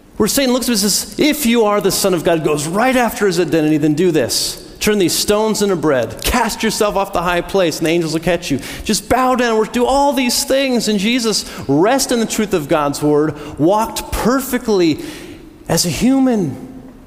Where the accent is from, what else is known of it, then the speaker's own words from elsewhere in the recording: United States; I was born in the United States